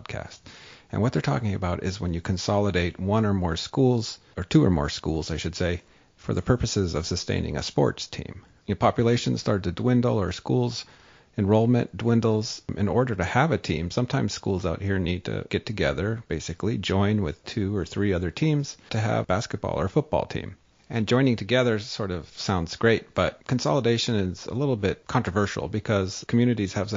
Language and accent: English; California, United States; now in North Dakota, United States; growing up in California